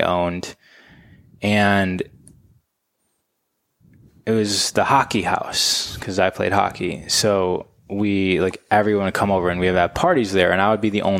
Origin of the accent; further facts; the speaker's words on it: Michigan, United States; moved away as an adult; now in Los Angeles, United States; I grew up in Michigan.